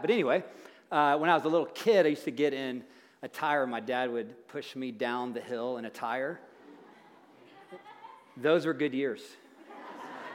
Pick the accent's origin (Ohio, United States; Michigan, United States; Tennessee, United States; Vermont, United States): Tennessee, United States; moved away; I'm a farm boy from Tennessee where they say things like, all y'all